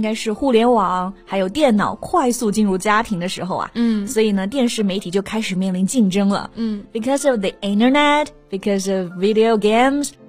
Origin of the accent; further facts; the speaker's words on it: Hunan, China; 我们湖南人